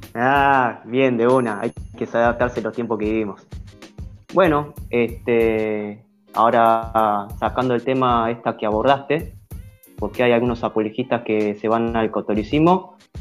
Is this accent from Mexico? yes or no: no; Argentina; acá nosotros como argentinos